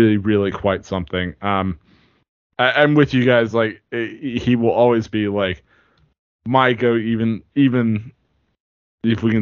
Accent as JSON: {"language": "English", "country": "United States", "tie": "born or raised there", "said": "as an American, like, growing up here"}